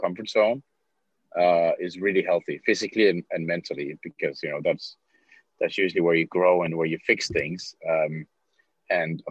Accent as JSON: {"language": "English", "town": "Copenhagen", "region": "Capital Region of Denmark", "country": "Denmark", "said": "I'm originally from Copenhagen, Denmark"}